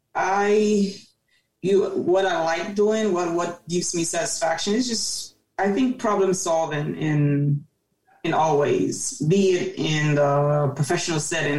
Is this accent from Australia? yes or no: no; Cameroon; moved away as an adult; also born or lived in Maryland, United States / Baltimore, United States; now in United States; born and raised in Cameroon specifically Day till age 18 and moved to the US